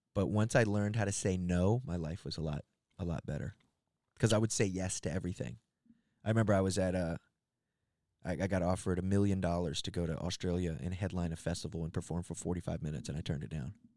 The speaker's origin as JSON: {"language": "English", "town": "Gaithersburg", "region": "Maryland", "country": "United States", "tie": "born or raised there", "moved": "yes", "said": "where I came up, not far from there, in a, a town called Gaithersburg, and I was, uh, yeah, it's like a suburb"}